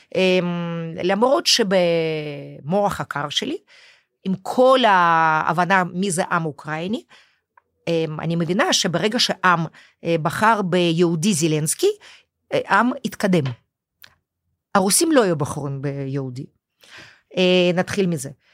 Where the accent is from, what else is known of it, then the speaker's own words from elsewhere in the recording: Moscow, Russia; Hebrew is a second language; moved away as an adult; now in Israel; אני היחידה שנולדתי במוסקבה